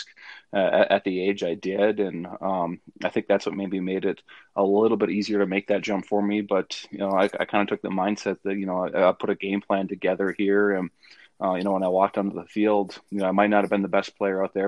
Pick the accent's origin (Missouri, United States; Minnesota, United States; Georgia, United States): Minnesota, United States; Northfield; moved away as an adult; now in Fargo, United States; I'm from the cities area. I'm from Northfield, Minnesota, just about 30 miles south of St. Paul. So it was, you know, that was kind of home for me